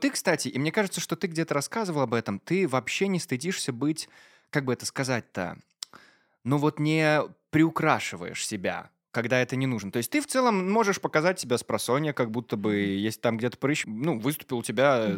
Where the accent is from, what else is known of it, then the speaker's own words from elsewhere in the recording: Maladzyechna, Minsk Region, Belarus; я из Молодечно